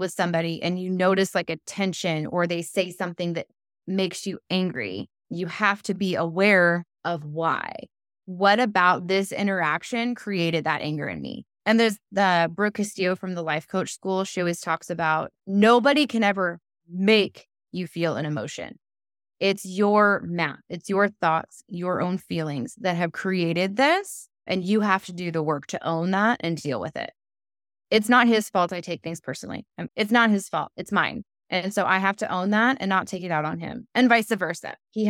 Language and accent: English; California, United States; And I am solar powered because I'm from California.